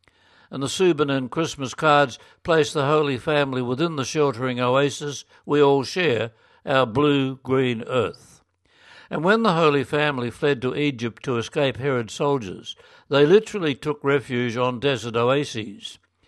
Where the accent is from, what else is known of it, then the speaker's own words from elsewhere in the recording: Australia; And this was a moment of small pride for me as an Aussie, aware of what an influence the Far East magazine has been on Catholics in parishes since my childhood in the 1950s.